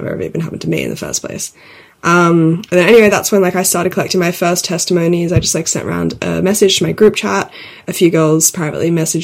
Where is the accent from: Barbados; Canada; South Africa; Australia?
Australia; Sydney, New South Wales; moved away as an adult; also born or lived in London; we grew up in Sydney together